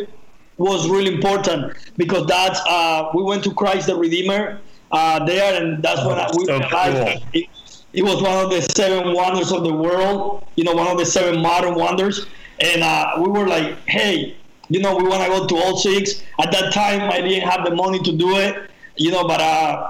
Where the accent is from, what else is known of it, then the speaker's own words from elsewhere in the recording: Cuba; moved away as an adult; also born or lived in Spain; I grew up in Cuba, you know, the first 18 years of my life, I was in Cuba